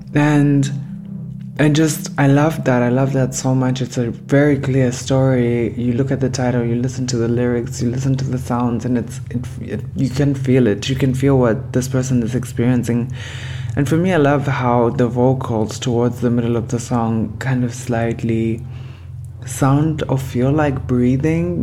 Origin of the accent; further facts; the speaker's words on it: Harare, Zimbabwe; now in Cologne, Germany; I am from Harare, Zimbabwe